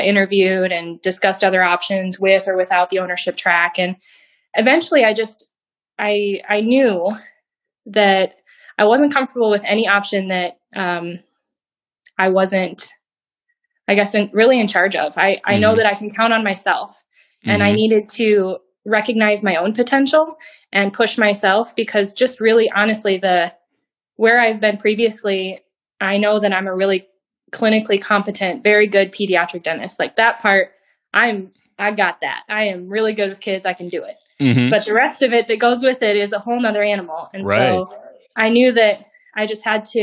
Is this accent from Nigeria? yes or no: no; Iowa, United States; now in Des Moines area, United States; I am a native Iowan. I grew up in the Quad Cities